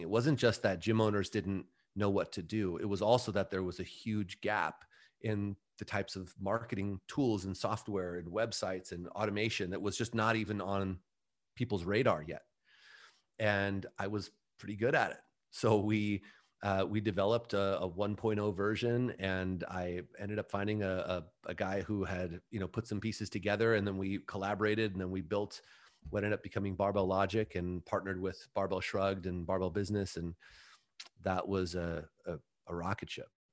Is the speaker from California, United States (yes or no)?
yes; Mission Viejo, California, United States; we had opened our own gym in, uh, my hometown, Mission Viejo